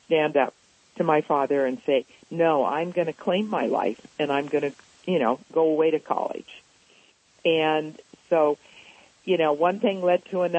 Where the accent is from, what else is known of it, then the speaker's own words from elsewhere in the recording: Los Angeles, California, United States; I grew up actually in Los Angeles in a loving family.